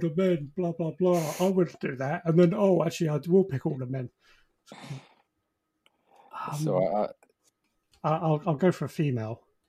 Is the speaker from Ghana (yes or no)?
no; England, United Kingdom; because I am English and British